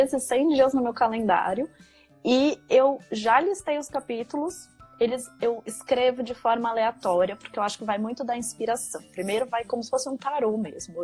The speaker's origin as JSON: {"language": "Portuguese", "region": "São Paulo", "country": "Brazil", "tie": "born or raised there", "also_born_or_lived": "São Carlos, Brazil", "moved": "as an adult", "lives_now": "Copenhagen, Denmark", "said": "Eu sou de São Paulo, eu estudei no interior de São Paulo, na faculdade eu fiz é, São Carlos. É, mas então até os 18 eu morei na capital, depois eu fui pro interior"}